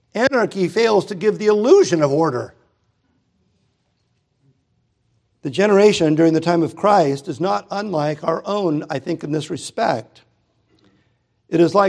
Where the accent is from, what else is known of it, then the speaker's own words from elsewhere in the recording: United States; I'm an American